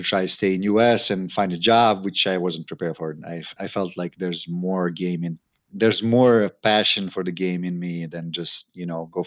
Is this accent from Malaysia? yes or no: no; Croatia; moved away as an adult; also born or lived in United States / Europe; I went back to my hometown